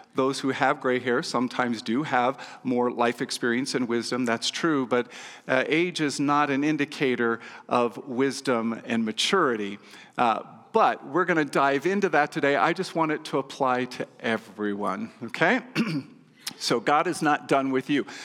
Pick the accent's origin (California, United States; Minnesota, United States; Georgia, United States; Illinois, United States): California, United States; moved away as an adult; now in Nevada, United States; I was from California